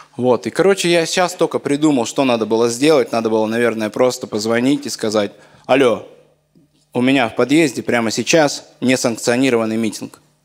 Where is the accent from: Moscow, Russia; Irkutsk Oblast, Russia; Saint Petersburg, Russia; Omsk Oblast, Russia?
Omsk Oblast, Russia; Omsk; в моем родном городе Омске.